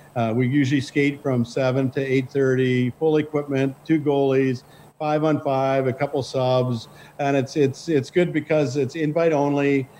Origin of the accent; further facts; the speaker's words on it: Saskatchewan, Canada; also born or lived in Lanigan / Jansen / Neudorf / Melville; I grew up in Saskatchewan